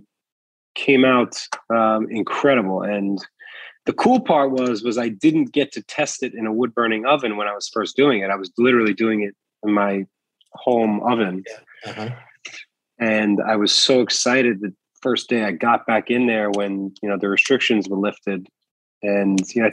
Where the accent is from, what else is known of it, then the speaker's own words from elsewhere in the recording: New York City, New York, United States; I'm also a New Yorker